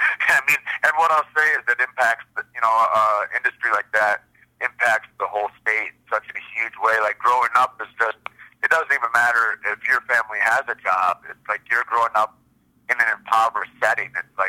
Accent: Michigan, United States; moved away as an adult; now in Santa Fe, United States; I grew up in Michigan. I was born and raised in Michigan.

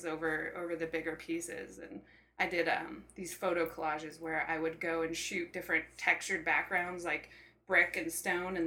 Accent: Bayfield, Colorado, United States; I grew up in a tiny little mountain town in Colorado. It's called Bayfield

